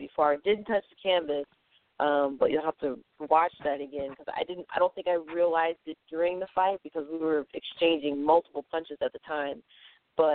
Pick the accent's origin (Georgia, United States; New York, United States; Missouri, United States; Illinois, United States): Missouri, United States; St. Louis; I'm from St. Louis